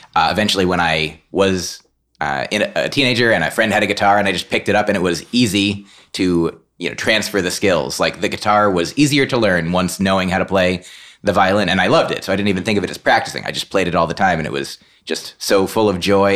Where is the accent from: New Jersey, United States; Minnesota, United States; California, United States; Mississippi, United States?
New Jersey, United States; I grew up in New Jersey